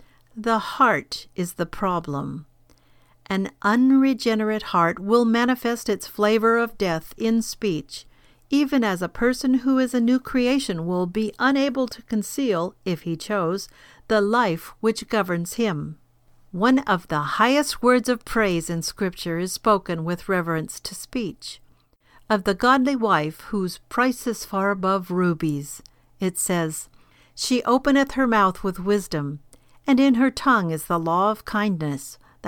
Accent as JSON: {"language": "English", "region": "California", "country": "United States", "tie": "born or raised there", "said": "For example, I grew up in California on a farm in the kerosene lamp days, and I can spot others who have the same background."}